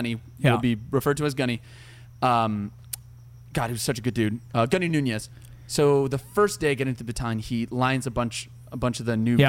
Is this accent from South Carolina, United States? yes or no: no; Bonita, California, United States; I grew up in San Diego, so I'm not too far away from LA. And I grew up in this tiny little spot called Bonita